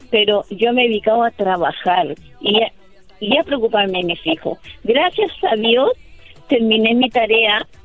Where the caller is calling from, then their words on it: Kansas, United States; yo en estos momentos estoy